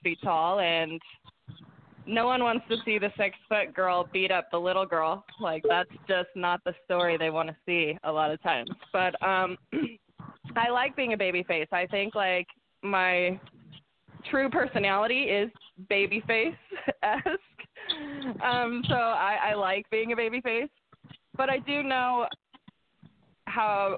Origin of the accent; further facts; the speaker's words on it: Seattle, Washington, United States; I'm from Seattle.